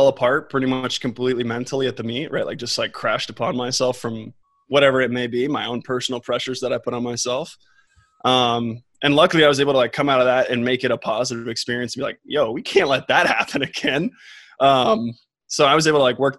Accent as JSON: {"language": "English", "town": "Austin", "region": "Texas", "country": "United States", "said": "I'm from Austin"}